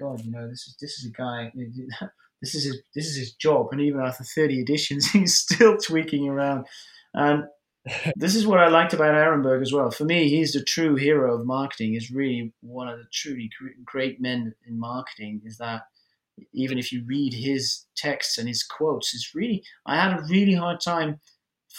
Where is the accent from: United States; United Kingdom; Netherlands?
Netherlands; English is a second language